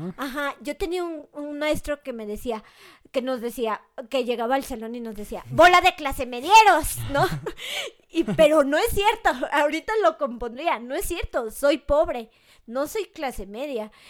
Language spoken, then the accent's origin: Spanish; Mexico; soy mexicana